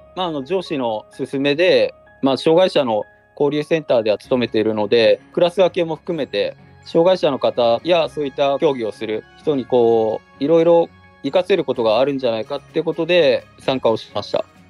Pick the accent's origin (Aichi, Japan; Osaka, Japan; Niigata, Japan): Niigata, Japan; Murakami; 地元にある高田自衛隊っていうところに普通の部隊に入りました